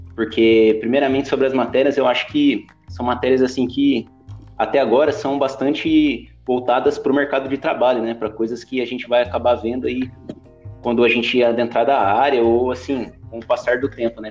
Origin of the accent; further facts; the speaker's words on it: Jacareí, São Paulo, Brazil; eu sou natural de Jacareí